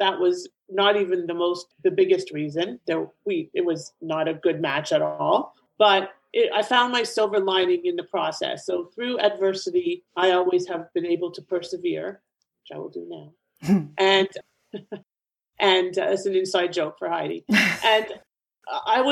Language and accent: English; Canada; moved away as an adult; also born or lived in Ontario, Canada / Florida, United States; now in South Florida, United States; I'm originally from Canada myself. I'm here in South Florida now.